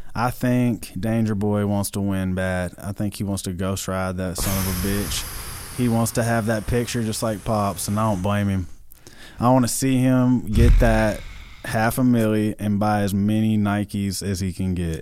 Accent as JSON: {"language": "English", "town": "White House", "region": "Tennessee", "country": "United States", "tie": "born or raised there", "moved": "as an adult", "lives_now": "Nashville, United States", "said": "I'm from White House, Tennessee. It's a town of just thousands of people"}